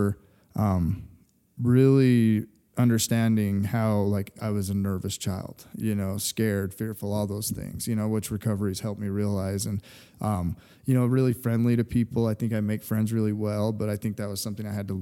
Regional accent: Fruit Heights, Utah, United States; So I'm from right here where we're at, Kaysville, Utah. So Fruit Heights, actually, to be correct.

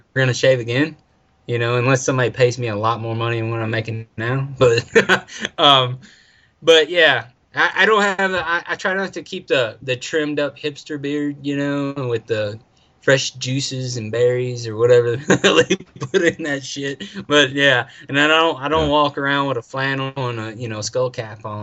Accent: United States; I'm not European. I'm American.

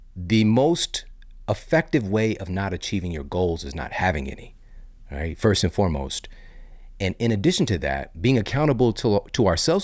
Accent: Midwest, United States; also born or lived in Saint Louis, Missouri; I live in Saint Louis, Missouri. I'm from the Midwest

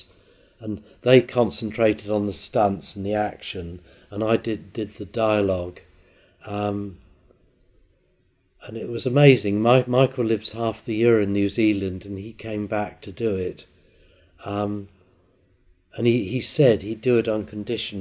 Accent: Isle of Wight, South East England, United Kingdom; I was born on the Isle of Wight and I've never left it.

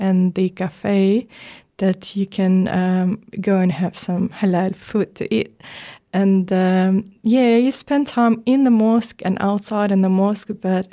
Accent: Ukraine; I'm from Ukraine

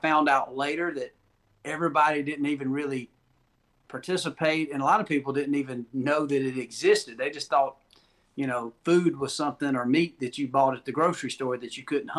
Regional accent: the South, United States; I'm from the South.

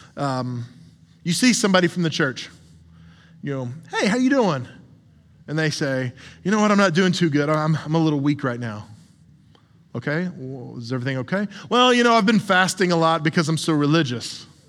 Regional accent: the South, United States; I'm from the South

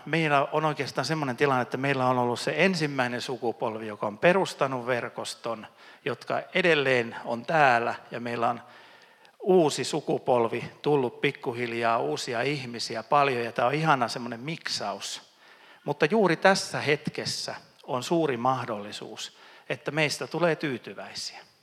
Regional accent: Ostrobothnia, Finland; Mä oon pohjalainen

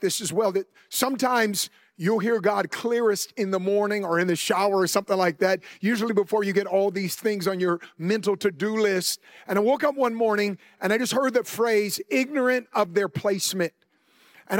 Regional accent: Oakland, California, United States; where I grew up in the Bay Area, Oakland, California

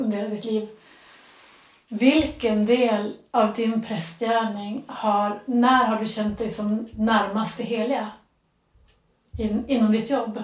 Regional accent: Västerbotten County, Sweden; han kommer från Västerbotten som är det område där jag är uppvuxen

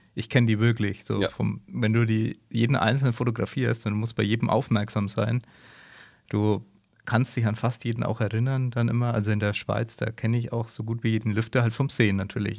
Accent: Germany; wir als Deutsche

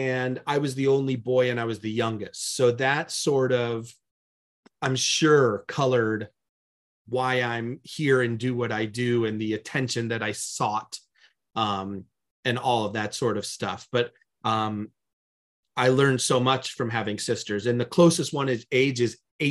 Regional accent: Bloomingdale, Illinois, United States; moved away as an adult; now in Los Angeles, United States; In the western suburbs of Chicago, a town called Bloomingdale

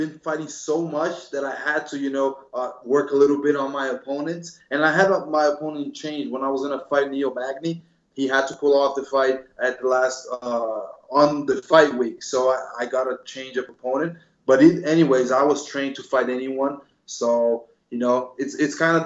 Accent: Brazil; also born or lived in New Jersey, United States; I lived in Brazil since I'm 6 years old. I was born in Jersey, but then moved with my mother to Brazil

